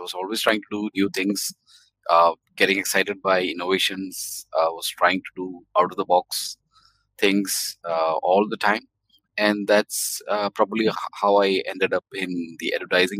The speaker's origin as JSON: {"language": "English", "region": "Dubai", "country": "United Arab Emirates", "tie": "born or raised there", "also_born_or_lived": "India", "said": "So, I was born in India, but I grew up in Dubai. So, I was lucky to be here in the 70s, 80s, see the city grow."}